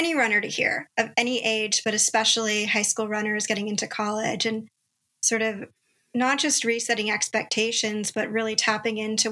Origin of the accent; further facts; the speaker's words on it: Los Angeles, California, United States; we both graduated from the same high school, Harvard Westlake School in Los Angeles, California